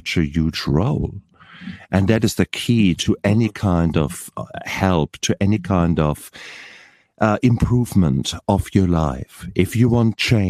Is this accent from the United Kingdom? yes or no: no; Germany; now in New Zealand; I'm originally from Germany, and I'm an anaesthetist.